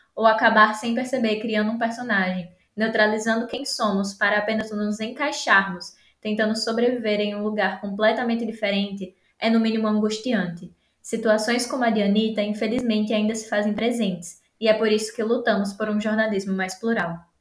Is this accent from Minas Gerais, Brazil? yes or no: no; Rio Grande do Norte, Brazil; now in Rio de Janeiro, Brazil; eu sou potiguar do Rio Grande do Norte.